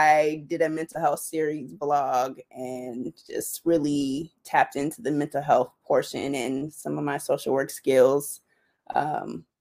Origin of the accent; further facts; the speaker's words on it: Riverside, California, United States; also born or lived in Chicago; I'm from the Inland Empire, born and raised in Riverside, currently live in Rancho Cucamonga.